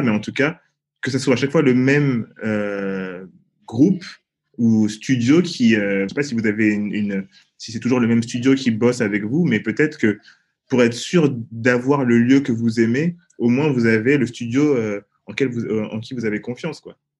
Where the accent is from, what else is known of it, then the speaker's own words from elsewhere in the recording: Paris, Île-de-France, France; Nous avec Bacon, on a grandi dans le 13e arrondissement de Paris.